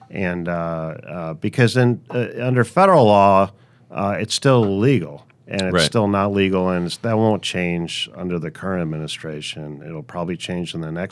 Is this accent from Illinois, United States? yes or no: yes; Chicago, Illinois, United States; moved away; I grew up in beautiful Chicago, Illinois